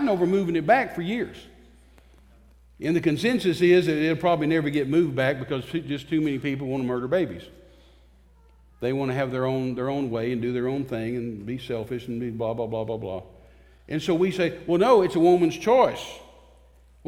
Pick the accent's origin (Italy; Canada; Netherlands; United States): United States; Texas; I'm a Texan